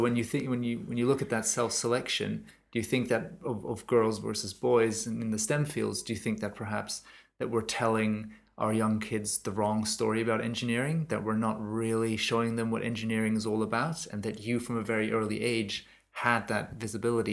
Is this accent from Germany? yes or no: yes; Germany; moved away; my home country in germany